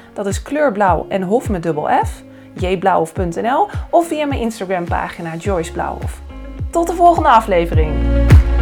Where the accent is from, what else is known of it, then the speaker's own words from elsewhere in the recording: Amstelveen, North Holland, Netherlands; moved away as an adult; now in Haarlem, Netherlands; Daarvoor dus opgegroeid in Amstelveen, geboren en getogen